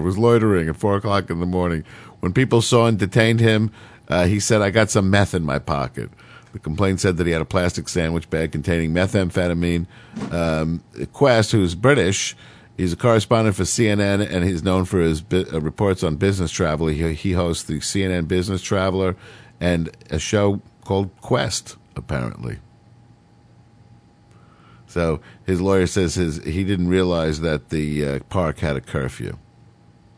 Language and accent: English; New York City, New York, United States; when I was growing up in New York City